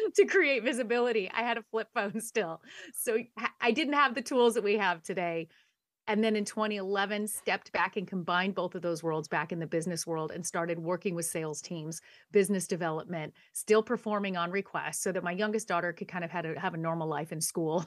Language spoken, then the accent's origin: English; San Dimas, California, United States; I was born in Southern California, born and raised a SoCal girl. Came from a little town called San Dimas